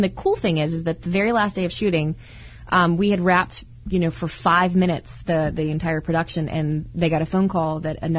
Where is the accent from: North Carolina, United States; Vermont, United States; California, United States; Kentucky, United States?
North Carolina, United States; Winston-Salem; I'm from Winston-Salem